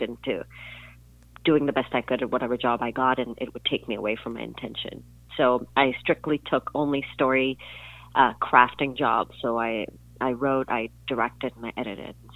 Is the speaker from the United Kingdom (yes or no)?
no; Pakistan; moved away as an adult; also born or lived in Pasadena, California; my cousins and I growing up in Pakistan